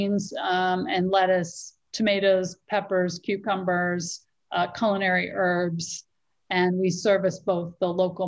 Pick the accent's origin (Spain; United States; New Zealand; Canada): United States; accent: American; moved away as an adult; now in Africa; I'm American, the accent always gives it away.